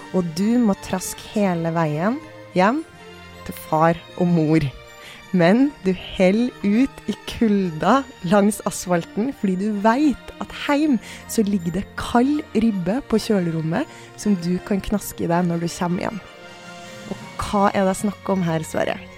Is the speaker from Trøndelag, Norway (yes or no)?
yes; Bjugn, Trøndelag, Norway; moved away; der jeg kommer fra i Trøndelag